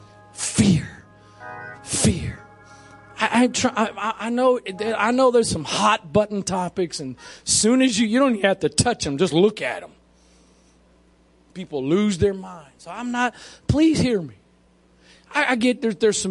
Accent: Maryland, United States; I'm born and raised in Maryland

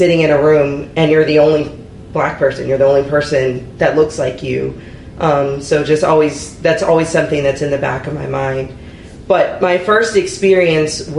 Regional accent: Anne Arundel County, Maryland, United States; I was born here in Anne Arundel County. I've been a part of Antioch my entire life.

